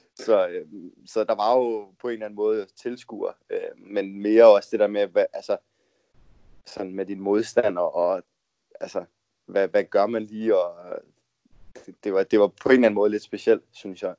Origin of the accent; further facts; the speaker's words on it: Denmark; moved away as an adult; vi er jo tre danskere, der bor her ved siden af hinanden heroppe